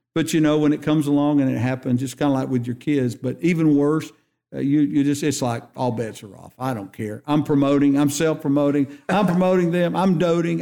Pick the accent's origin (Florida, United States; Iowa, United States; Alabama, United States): Alabama, United States; Hansville; also born or lived in Wilsonville, Shelby County, Alabama; I'm growing up in Hansville